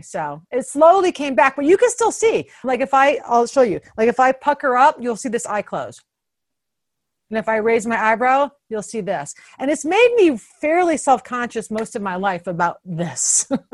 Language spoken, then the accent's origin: English; Toledo, Ohio, United States; moved away as an adult; also born or lived in Boston; now in Washington, DC, United States; I'm from Toledo